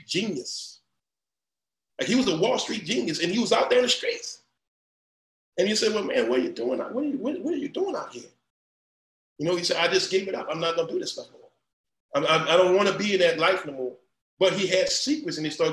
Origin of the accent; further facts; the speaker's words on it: New Iberia, Louisiana, United States; moved away; I'm from New Iberia, Louisiana, I'm from the boot, I mean the mud